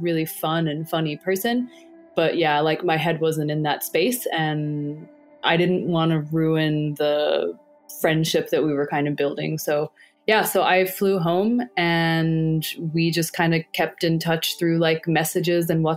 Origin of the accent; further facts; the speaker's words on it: United States; being an American